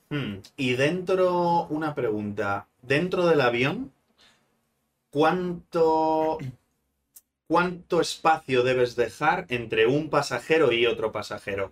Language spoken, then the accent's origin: Spanish; Spain; como buenos españoles que somos